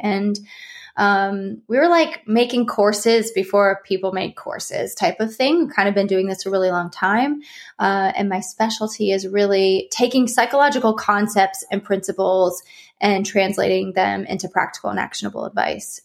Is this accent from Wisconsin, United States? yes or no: no; Ohio, United States; now in California, United States; I live in California, but I'm from Ohio